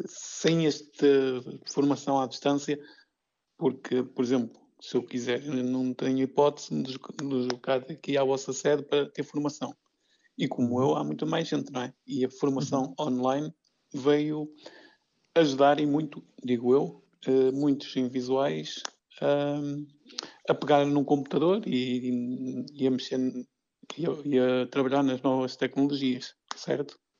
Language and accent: Portuguese; Vila Nova de Famalicão, Norte, Portugal; eu que sou aqui do Norte, sou de, aqui de Vila Nova de Famalicão